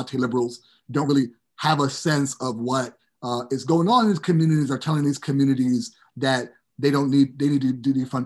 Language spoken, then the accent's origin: English; New York City, New York, United States; growing up in New York City and then in the suburbs of New York City